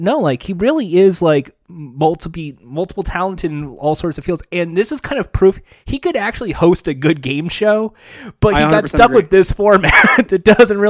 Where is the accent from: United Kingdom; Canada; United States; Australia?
Canada; Winnipeg, Manitoba; Go back to Toronto. I'm from Winnipeg.